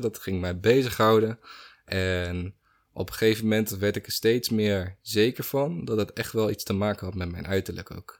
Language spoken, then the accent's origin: Dutch; Netherlands; ik ben een Nederlander. Ik ben hier geboren, ik ben hier getogen, ik ben hier opgegroeid